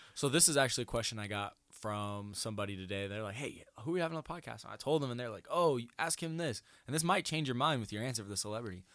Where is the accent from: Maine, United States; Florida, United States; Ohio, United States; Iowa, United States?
Iowa, United States; Denison; moved away; I'm from Denison